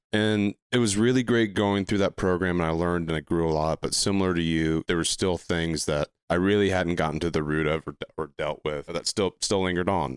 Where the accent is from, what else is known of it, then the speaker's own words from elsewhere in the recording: Ohio, United States; now in Charlotte, United States; I'm from Ohio, but I've been down in the Charlotte area basically since two thousand nine